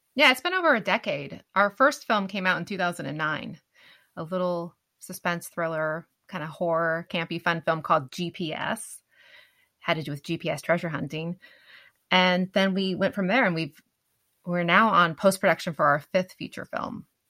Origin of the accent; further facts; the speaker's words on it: Winlock, Washington, United States; I, grew up in a very small town we actually shot parts of bigfoot killed my wife in my hometown of winlock